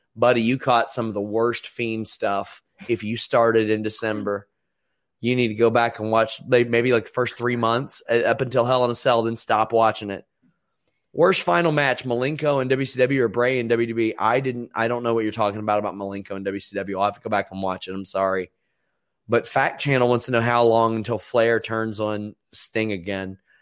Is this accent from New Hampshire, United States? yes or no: no; Maysville, Kentucky, United States; my hometown is Maysville, Kentucky, which is just across the river